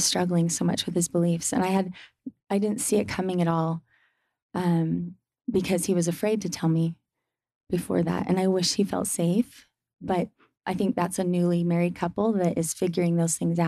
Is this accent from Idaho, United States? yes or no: yes; Boise, Idaho, United States; also born or lived in Oregon / Utah; I grew up in Oregon for part of my growing up years. And then in Boise, Idaho, I did high school